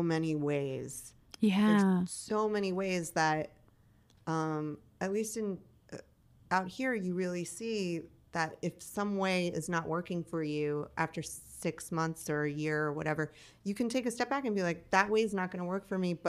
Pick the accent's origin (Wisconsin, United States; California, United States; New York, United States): New York, United States; Long Island; I grew up on Long Island, New York